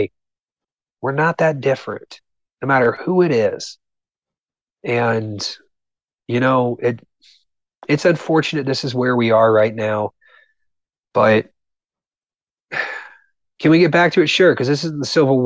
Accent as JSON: {"language": "English", "region": "Southern Ohio", "country": "United States", "tie": "born or raised there", "said": "growing up in Southern Ohio was amazing for that because I had people around me in my small town."}